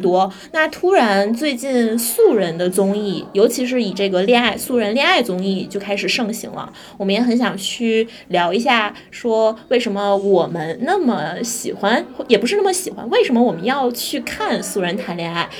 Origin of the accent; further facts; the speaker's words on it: Tianjin, China; 我是天津 人吧